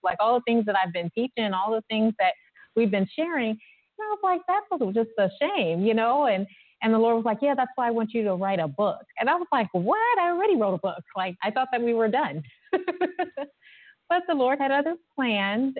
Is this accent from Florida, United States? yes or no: no; Ohio, United States; I'm from Ohio